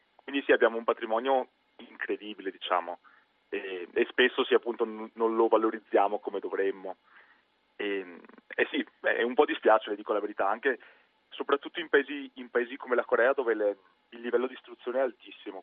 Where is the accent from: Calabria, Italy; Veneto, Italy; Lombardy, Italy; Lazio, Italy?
Veneto, Italy; near Venice, between Padua and Venice; accent: Venetian; moved away as an adult; now in South Korea; Io sono di, vicino a Venezia, di, di, un paesino che si chiama Milano, tra Padova e Venezia.